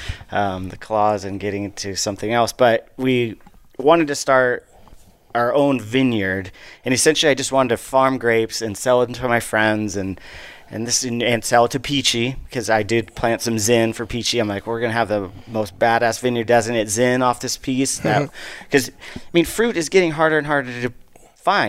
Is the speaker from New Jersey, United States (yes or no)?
no; Paso Robles, California, United States; I grew up here in Paso.